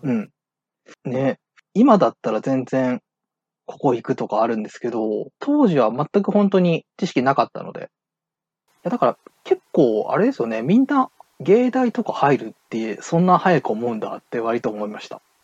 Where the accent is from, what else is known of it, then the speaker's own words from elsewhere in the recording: Okayama, Japan; 地元岡山